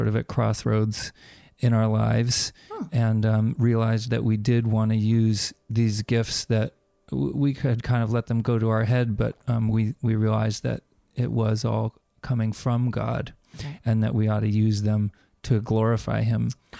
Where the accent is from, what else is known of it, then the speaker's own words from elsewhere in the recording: New York City, New York, United States; Well, we come from, I come from New York City.